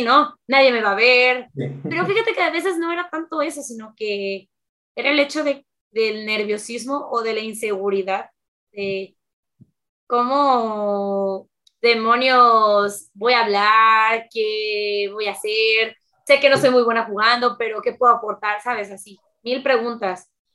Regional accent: Veracruz, Mexico; tengo 24 años, soy de Veracruz

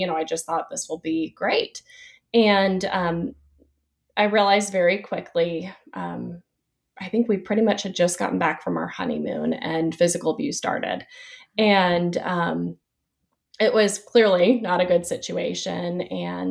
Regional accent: Nashville, Tennessee, United States; moved away as an adult; also born or lived in Chattanooga, Tennessee / Dallas, Texas; now in Winston-Salem, United States; I'm from the Nashville area. I grew up there

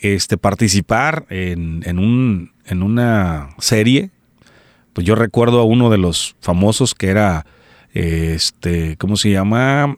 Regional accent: Colima, Mexico; also born or lived in Quesería, Colima; soy originario de Colima, es mexicano, originario de Colima, México

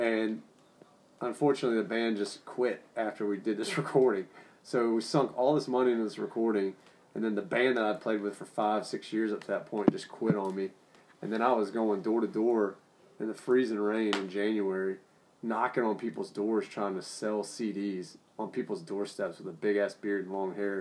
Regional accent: New Orleans, Louisiana, United States; Growing up in New Orleans

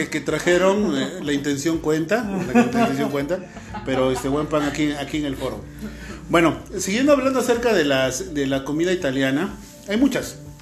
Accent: Mexico; aquí en México comemos nopales

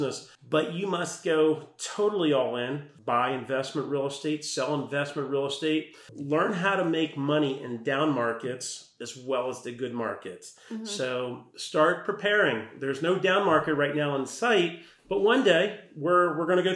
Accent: Bethesda, Maryland, United States; also born or lived in Potomac, Maryland; Growing up in Bethesda, went to Walter Johnson.

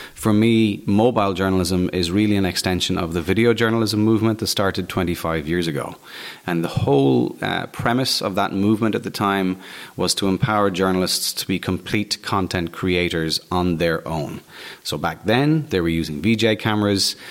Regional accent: Waterford, Munster, Ireland; I am Irish. I was born in Waterford. I've basically spent my entire life living in Ireland.

